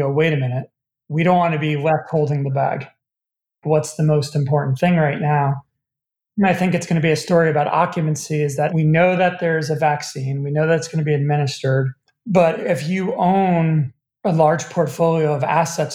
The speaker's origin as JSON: {"language": "English", "country": "United States", "said": "as an American"}